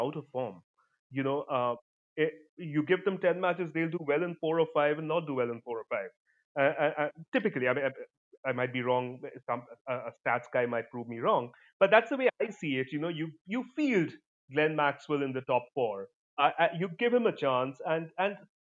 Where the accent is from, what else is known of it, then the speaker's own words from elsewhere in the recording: Kolkata, West Bengal, India; I'm from Calcutta